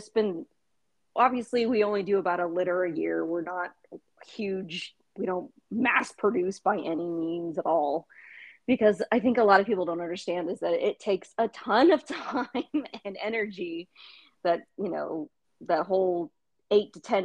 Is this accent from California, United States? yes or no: yes; the Bay Area, California, United States; moved away as an adult; also born or lived in Las Vegas / Sacramento; I grew up in the Bay Area, and I moved to Las Vegas for college and lived there for quite a few years, and then decided to move back